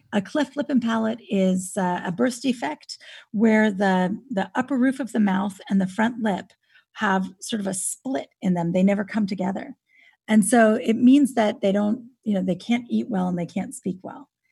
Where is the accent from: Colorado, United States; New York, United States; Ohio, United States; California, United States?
California, United States; Napa Valley; now in Austin, United States; I grew up in California. I grew up in Napa Valley